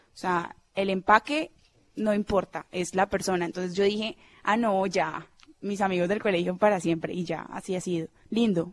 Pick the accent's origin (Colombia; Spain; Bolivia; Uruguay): Colombia; Cali, Valle del Cauca; also born or lived in Medellín; now in Bogotá, Colombia; Yo nací realmente en Medellín, pero me crié en Cali toda mi vida